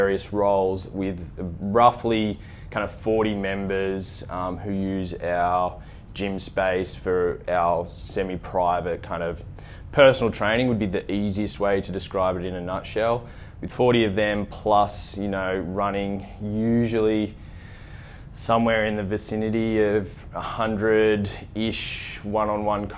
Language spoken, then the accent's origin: English; Scone, New South Wales, Australia; I grew up in a small country town